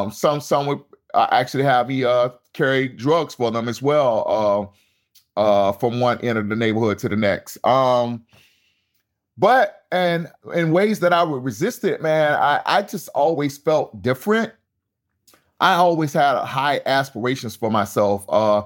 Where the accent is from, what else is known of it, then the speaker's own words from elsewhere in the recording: Tampa, Florida, United States; Yeah, growing up in Central Park Village was extremely difficult. It was surrounded by a lot of violence. We didn't have any gangs back then in Tampa.